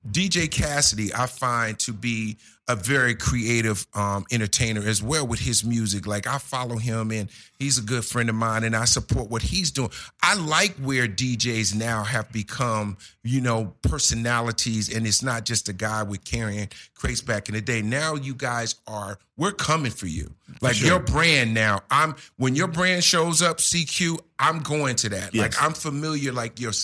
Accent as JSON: {"language": "English", "town": "Newark", "region": "New Jersey", "country": "United States", "tie": "born or raised there", "said": "I'm from Jersey, for all the people who don't know, shout out to the Brick City"}